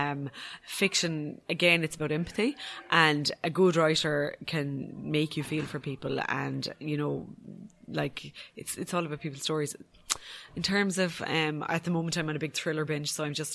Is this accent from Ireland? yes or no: yes; Ireland; as an Irish person